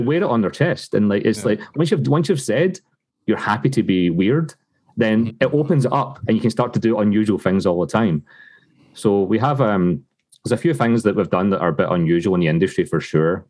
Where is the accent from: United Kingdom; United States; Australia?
United Kingdom; Scotland; moved away as an adult; now in Canada; growing up in Scotland.